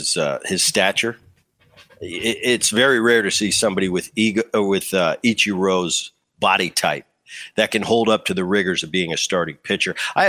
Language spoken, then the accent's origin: English; New Jersey, United States; I grew up in Jersey, just over the bridge.